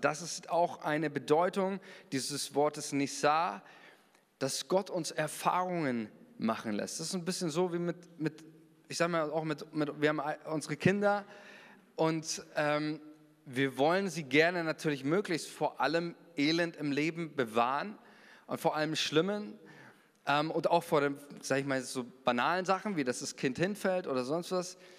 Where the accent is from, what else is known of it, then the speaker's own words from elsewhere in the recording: Germany; wir sind Deutsche